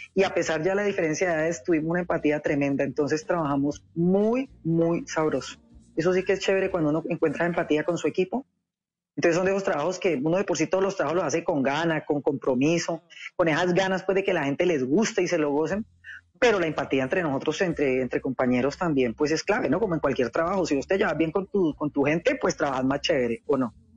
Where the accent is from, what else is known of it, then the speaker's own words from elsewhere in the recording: Cali, Valle del Cauca, Colombia; ser caleña, porque yo soy caleña.